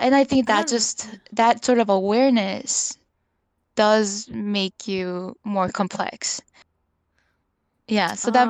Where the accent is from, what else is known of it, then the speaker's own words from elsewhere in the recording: North Vancouver, British Columbia, Canada; What I found interesting about, I think, growing up in North Van is like I think you know North Van, like there's a lot of professionals there.